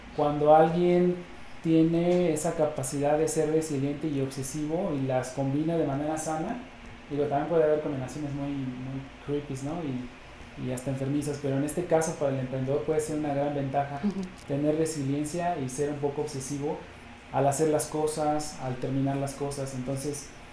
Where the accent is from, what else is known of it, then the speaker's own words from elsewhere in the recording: Mexico; como latinoamericanos y como mexicanos